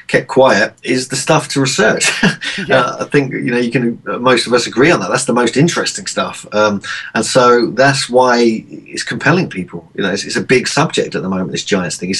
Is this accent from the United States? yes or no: no; Cambridge, East of England, United Kingdom; moved away; my hometown near Cambridge in Cherry Hinton